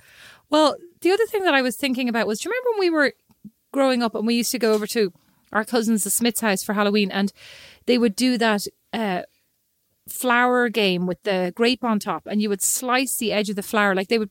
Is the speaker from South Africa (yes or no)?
no; Ireland; we as Irish people